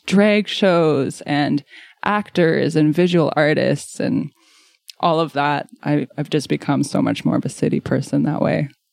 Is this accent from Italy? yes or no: no; Wolfville, Nova Scotia, Canada; moved away as an adult; now in Halifax, Canada; So I grew up in the Annapolis Valley around the Wolfville area. So I grew up as a complete country kid